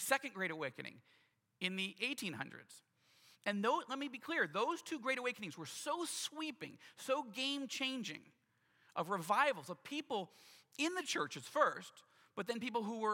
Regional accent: United States; as an American who loves this country deeply

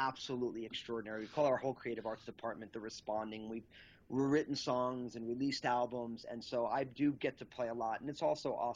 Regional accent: Northeast, United States; I'm all Italian from the Northeast

